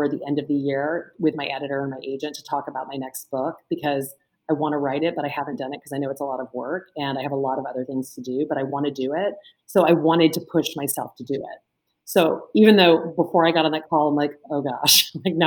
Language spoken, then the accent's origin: English; Lake Charles, Louisiana, United States; now in New York City, United States; I grew up in Lake Charles, Louisiana.